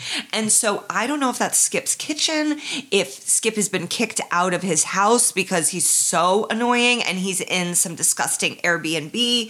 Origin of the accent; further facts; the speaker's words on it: Indiana, United States; And I'm from Indiana